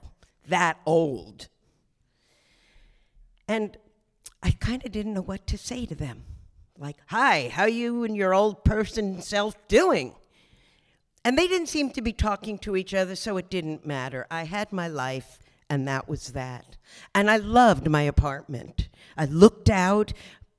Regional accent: Asbury Park, New Jersey, United States; now in Brooklyn, United States; I grew up in New Jersey. So can we give a big round of applause for my home state, New Jersey? It was quite an upbringing. I was by the Jersey Shore, Asbury Park

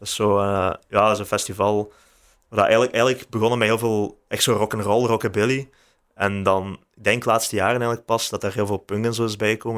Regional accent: Houthalen-Helchteren, Flanders, Belgium; now in Leuven, Belgium; Ik ben van Houtalen

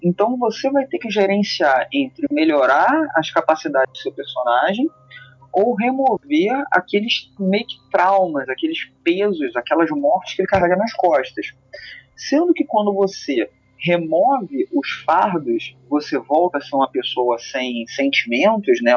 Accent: Rio de Janeiro, Brazil; accent: carioca periférico; um sotaque carioca periférico

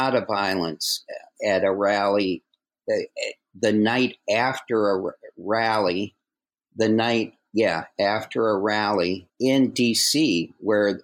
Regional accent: Minneapolis, Minnesota, United States; I grew up in Minneapolis

